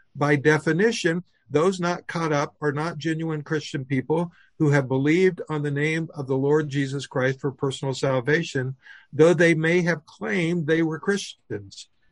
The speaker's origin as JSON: {"language": "English", "region": "Oklahoma", "country": "United States", "tie": "born or raised there", "said": "I was raised in Oklahoma"}